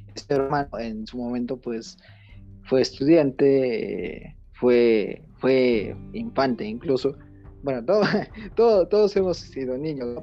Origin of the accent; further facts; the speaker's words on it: Mexico; somos de México, somos de México